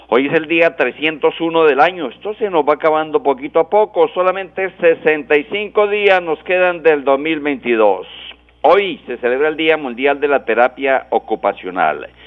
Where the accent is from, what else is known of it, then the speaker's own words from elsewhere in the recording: Pamplona, Norte de Santander, Colombia; moved away; Pamplona, mi pueblo querido